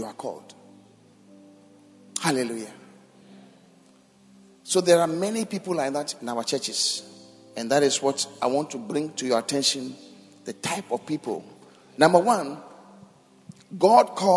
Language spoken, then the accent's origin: English; Accra, Greater Accra, Ghana; I grew up in Kaneshi